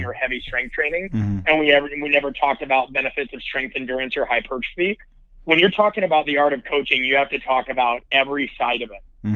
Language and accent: English; Nebraska, United States; I'm from the Midwest, I'm from Nebraska